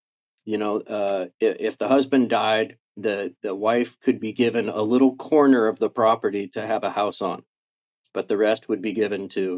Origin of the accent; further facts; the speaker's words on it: United States; also born or lived in Mexico; But I was born here, so I'm an American.